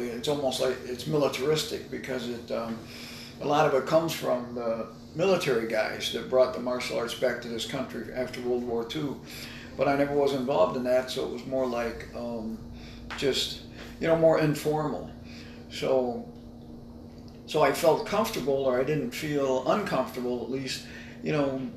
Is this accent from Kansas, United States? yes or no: yes; Kansas, United States; I grew up in Kansas